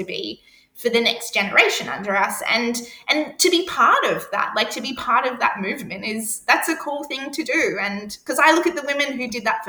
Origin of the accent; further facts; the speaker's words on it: Queensland, Australia; I come from Queensland